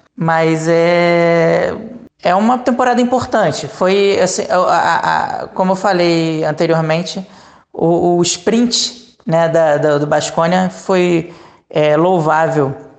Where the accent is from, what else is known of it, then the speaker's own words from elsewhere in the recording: Brazil; moved away; como brasileiro